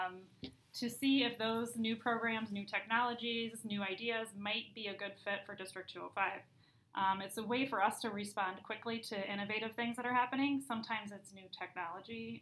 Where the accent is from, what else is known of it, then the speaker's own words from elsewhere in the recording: Beavercreek, Ohio, United States; moved away as an adult; also born or lived in Indiana; now in Elmhurst, United States; I'm from Beaver Creek, Ohio. But moved to Elmhurst after going to Purdue University, Ohio State University